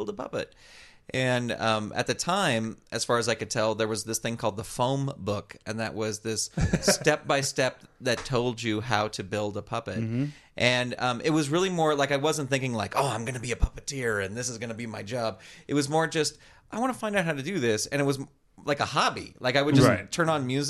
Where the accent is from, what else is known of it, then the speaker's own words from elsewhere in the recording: Burlingame, California, United States; now in Southern California, United States; Originally, I'm from Burlingame, California, which is in the San Francisco Bay Area. But I currently live in Southern California.